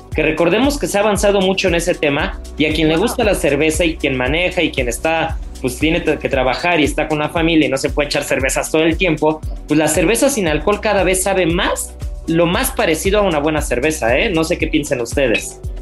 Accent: Mexico; como buen mexicano

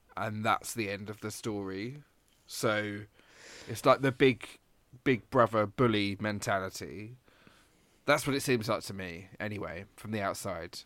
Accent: England, United Kingdom; moved away; also born or lived in Glasgow; a English person

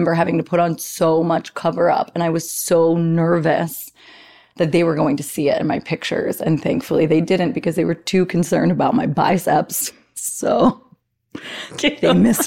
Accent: New Jersey, United States; I was from New Jersey, because I am

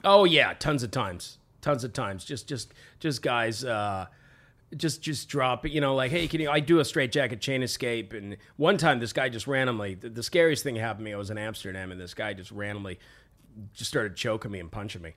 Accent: Vancouver, British Columbia, Canada; I was born in Vancouver

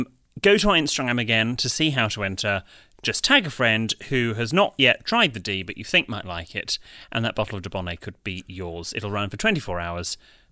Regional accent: Scotland, United Kingdom; now in Australia; I am also an expat. More specifically, I'm a Scotsman, well done, who emigrated to Australia.

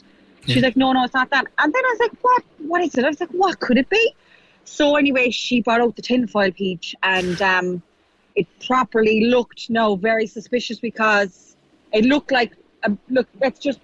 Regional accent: Kerry, Munster, Ireland; moved away; I was home there for a couple of days, and I was flying back from Kerry Airport

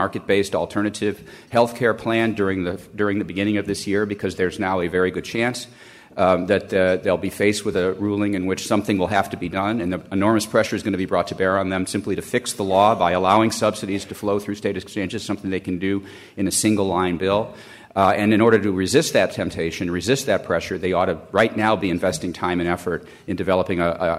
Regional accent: Calumet City, Illinois, United States; moved away; It's always great to be back in Chicago, where it's my hometown. I grew up in Calumet City, south of the city.

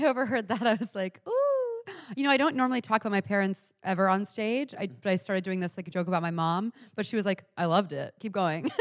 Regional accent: Houston, Texas, United States; now in New York, United States; I'm from Texas originally, so I did a show in Houston, my hometown, years ago

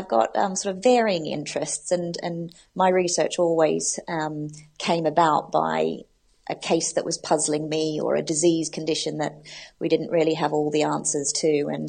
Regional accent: Australia; also born or lived in United States; now in United Kingdom; I'm originally from Australia, which is where I did my veterinary training, but I have a mix of accents, having spent 6 years in America doing my specialty training and then being in the UK for the last 10 years.

